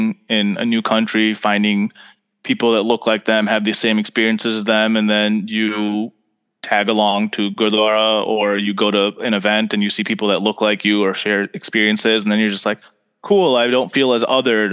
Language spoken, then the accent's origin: English; Farmington Hills, Michigan, United States; moved away as an adult; also born or lived in Italy; now in Chicago, United States; I grew up in Farmington Hills